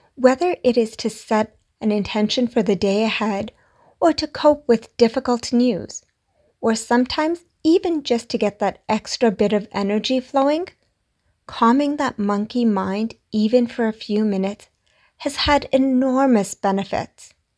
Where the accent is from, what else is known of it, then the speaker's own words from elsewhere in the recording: India; I'm Indian.